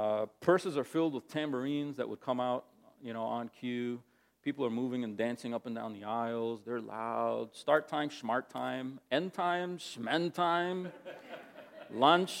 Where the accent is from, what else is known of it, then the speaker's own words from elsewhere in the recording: New Jersey, United States; also born or lived in Massachusetts; when my mother and I moved from Massachusetts to New Jersey